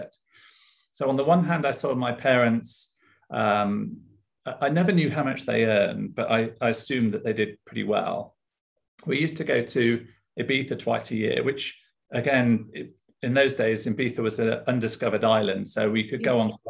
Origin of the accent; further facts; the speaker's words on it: Leeds, Yorkshire and the Humber, United Kingdom; also born or lived in Sheffield; I grew up in Yorkshire, in Leeds. So I'm a Yorkshire lad, born and bred